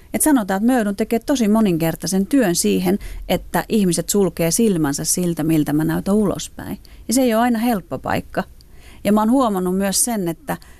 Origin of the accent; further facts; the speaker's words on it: Finland; suomalaisena, romaninaisena